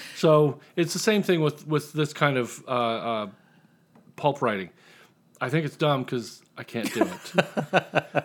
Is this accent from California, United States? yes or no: no; Indiana, United States; I'm from Indiana